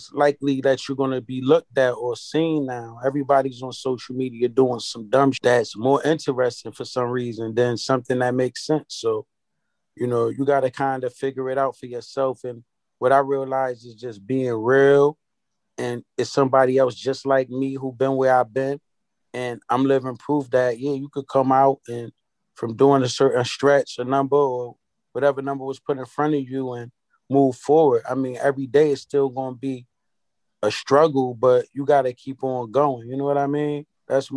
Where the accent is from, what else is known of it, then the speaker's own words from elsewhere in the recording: Hartford, Connecticut, United States; I'm from Hartford, Connecticut